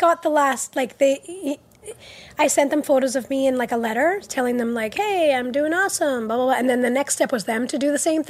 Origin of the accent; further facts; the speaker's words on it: Montreal, Quebec, Canada; first language English; I was born in Montreal.